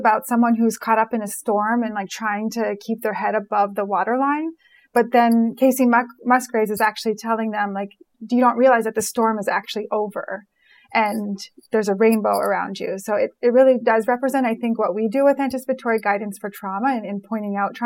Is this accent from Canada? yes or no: yes; Montreal, Quebec, Canada; moved away as an adult; now in Philadelphia, United States; I grew up in Montreal, and in Quebec, there is a law about like all signage has to be in French